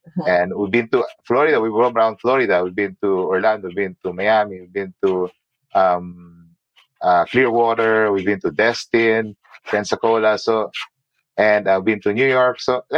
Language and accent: English; Abu Dhabi, United Arab Emirates; now in United States; I mean, it's similar to Abu Dhabi. We came from Abu Dhabi. It's hot and it's humid.